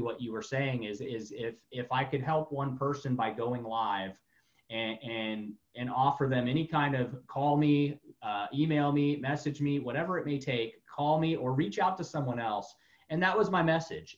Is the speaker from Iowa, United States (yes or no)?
no; Florida, United States; moved away; I've been all over the United States, but I grew up mainly in Florida.